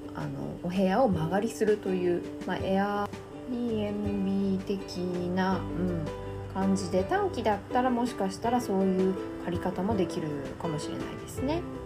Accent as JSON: {"language": "Japanese", "country": "Japan", "also_born_or_lived": "South of France", "moved": "as an adult", "said": "私日本人なので"}